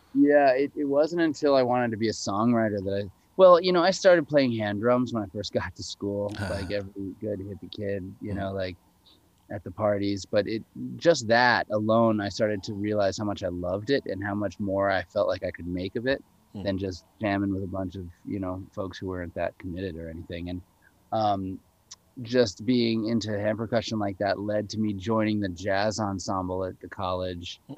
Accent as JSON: {"language": "English", "town": "New York City", "region": "New York", "country": "United States", "tie": "born or raised there", "also_born_or_lived": "Connecticut / Woodstock, New York", "moved": "yes", "lives_now": "Vermont, United States", "said": "I was born in New York City"}